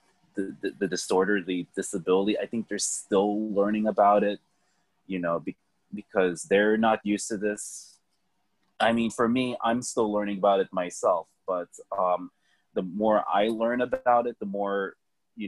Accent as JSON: {"language": "English", "country": "Philippines", "said": "I'm Filipino, so we're Asian"}